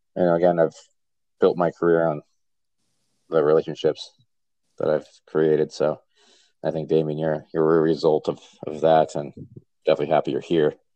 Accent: Point Pleasant, New Jersey, United States; moved away as an adult; also born or lived in Virginia; now in upstate New York, United States; I'm born and raised in Point Pleasant, New Jersey.

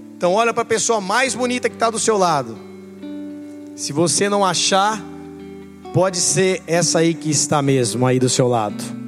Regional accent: Brazil; como brasileiros

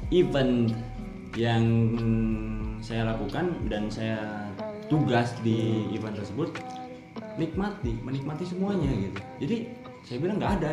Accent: West Java, Indonesia; Uh, sedangkan saya pribadi kan dari Sunda gitu Sunda nage Sunda lemas gitu uh, eh, di orang tua terus keluarga keluarga besar saya sebenarnya Sunda lemas gitu

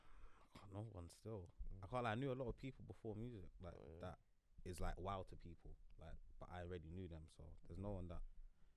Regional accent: Essex, East of England, United Kingdom; we're from Essex

